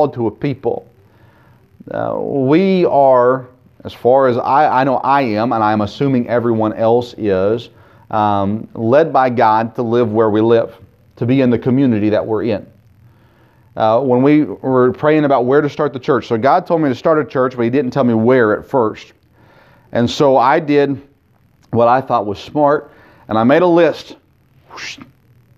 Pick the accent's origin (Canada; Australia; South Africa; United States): United States; Tennessee; growing up in Tennessee